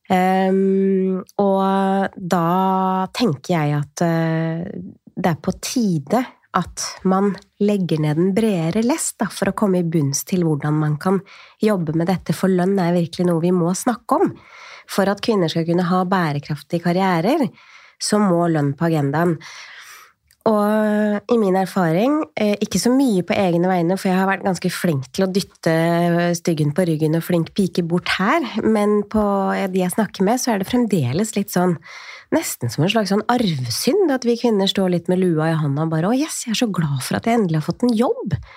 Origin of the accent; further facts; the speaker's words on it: Tjøme, Vestfold, Norway; år siden så flytta jeg tilbake så jeg, til der hvor jeg er fra. Jeg er fra Tjøme i Vestfold.